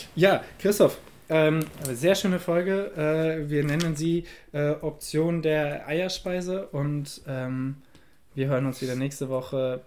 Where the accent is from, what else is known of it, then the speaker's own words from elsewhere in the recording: Germany; bei uns in Deutschland